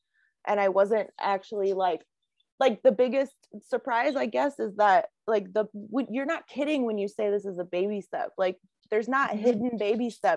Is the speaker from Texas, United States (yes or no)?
no; Chicago, Illinois, United States; I'm from Chicago